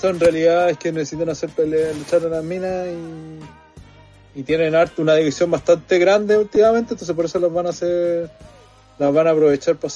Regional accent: Chile; vos te sentías orgulloso de ser chileno.

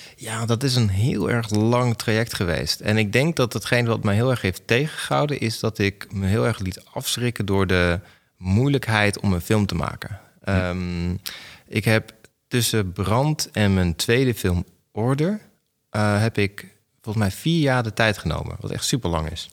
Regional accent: Enschede, Overijssel, Netherlands; also born or lived in Gelderland; De eerste vijf jaar van mijn leven heb ik in Gelderland gewoond. En toen ben ik verhuisd naar Enschede, waar dus de desbetreffende videotheek was

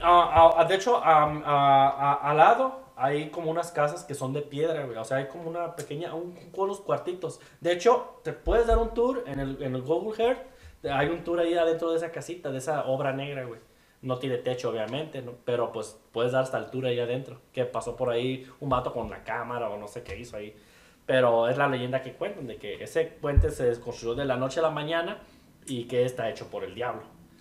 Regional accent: Guadalajara, Jalisco, Mexico; yo soy de Guadalajara, Jalisco

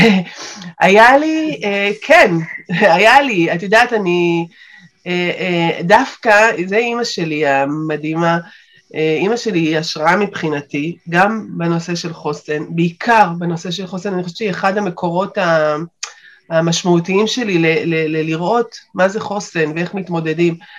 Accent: Beersheba, Southern District, Israel; אני באר שבעית במקור

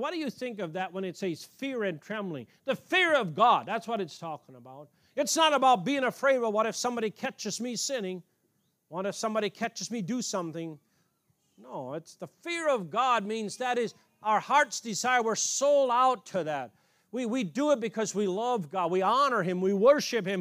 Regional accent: Canada; moved away; I grew up in Canada as a little boy

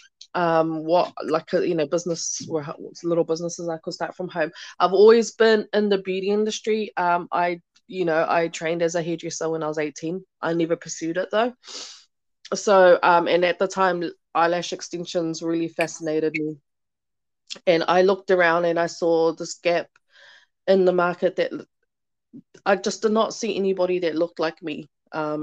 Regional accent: Auckland, New Zealand; I'm Tongan. What else? I grew up in Onehunga

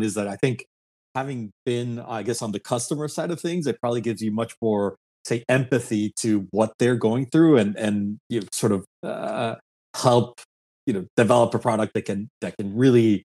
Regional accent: Mexico; I grew up in Mexico

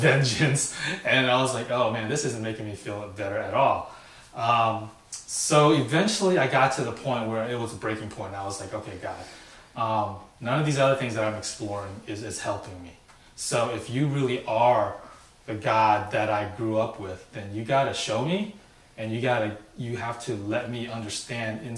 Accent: Sacramento, California, United States; also born or lived in San Francisco; I moved from San Francisco to the suburb of Sacramento. And so when I was going to elementary school there

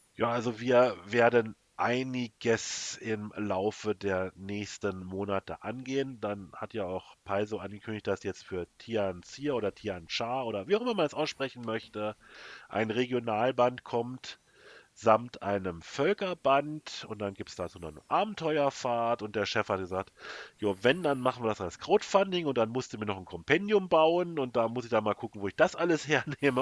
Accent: Germany; bei uns in Deutschland

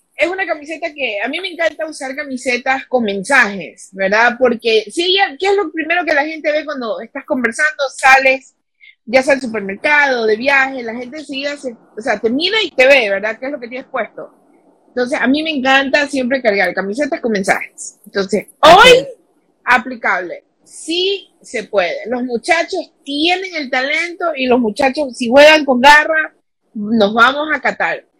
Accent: Ecuador

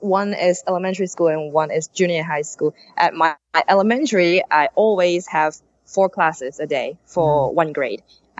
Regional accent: Sydney, New South Wales, Australia; moved away as an adult; now in Japan; from Sydney.

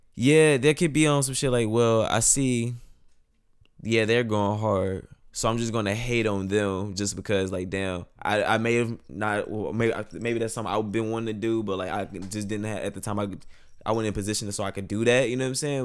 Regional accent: Monroe, Louisiana, United States; moved away as an adult; now in San Antonio, United States; originally I'm from Monroe, Louisiana. North Monroe, Louisiana, to be exact

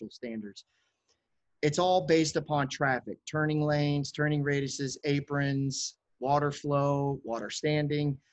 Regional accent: Chicago, Illinois, United States; now in Florida, United States; I'm from Chicago, right? Yep. As a child

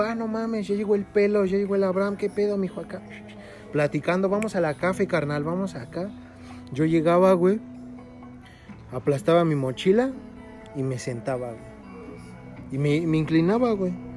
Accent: State of Mexico, Mexico; Nosotros somos del Estado de México

